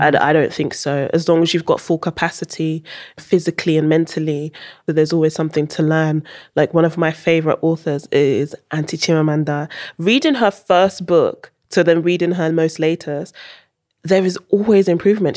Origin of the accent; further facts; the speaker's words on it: Netherlands; moved away; also born or lived in United Kingdom; I wasn't born in U K, I was born in Holland. Went to school in Holland.